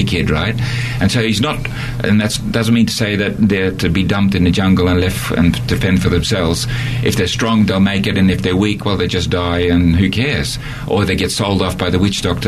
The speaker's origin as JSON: {"language": "English", "country": "Australia", "also_born_or_lived": "Netherlands", "moved": "as an adult", "lives_now": "Borneo", "said": "I'm an Australian, and I lived in Holland for 10 years, and then went back to Australia"}